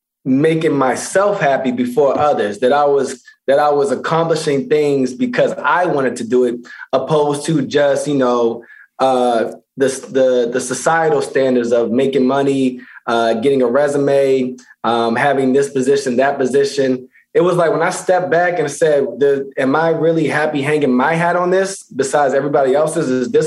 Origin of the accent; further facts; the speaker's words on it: Baltimore, Maryland, United States; also born or lived in Pennsylvania; Originally Baltimore, Maryland. Yeah, originally Baltimore, Maryland, and went to high school in Pennsylvania.